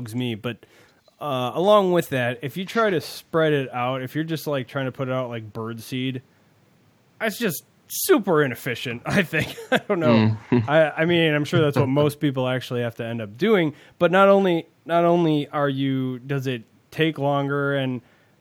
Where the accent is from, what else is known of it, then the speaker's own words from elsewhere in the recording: United States; as an American